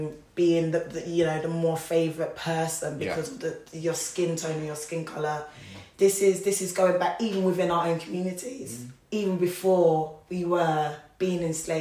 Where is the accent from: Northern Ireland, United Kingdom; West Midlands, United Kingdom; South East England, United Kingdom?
West Midlands, United Kingdom; Wolverhampton; obviously we come from Wolverhampton.